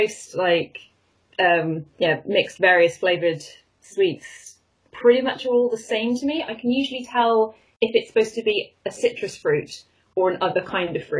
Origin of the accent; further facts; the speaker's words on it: Cardiff, Wales, United Kingdom; Cardiff in Wales, which is a fairly middle-sized city. Kind of ended up back here again, having gone away to university, so back in my hometown.